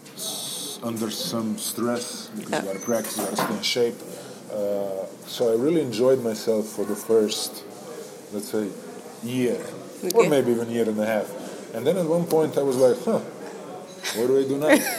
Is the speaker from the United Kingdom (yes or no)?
no; Novo Mesto, Southeast Slovenia, Slovenia; moved away as an adult; we turned back in my hometown, Novo Mesto